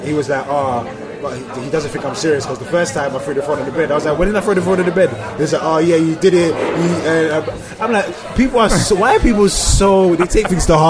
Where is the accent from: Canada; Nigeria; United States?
Nigeria; But I feel like a lot of, like, you have the people that are like protective over forgetting that I'm Nigerian.